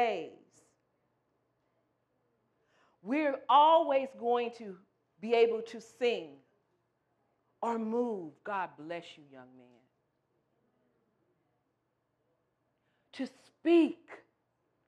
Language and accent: English; St. Louis, Missouri, United States; moved away as an adult; I'm from the Midwest. I'm from St. Louis, Missouri. Originally, we've been in this area for about 14 years.